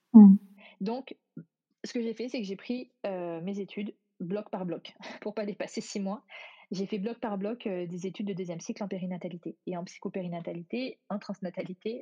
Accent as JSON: {"language": "French", "country": "France", "moved": "as an adult"}